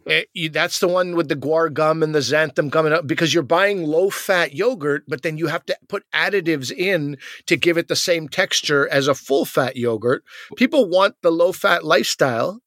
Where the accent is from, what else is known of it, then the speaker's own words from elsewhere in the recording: Quebec, Canada; I'm from Quebec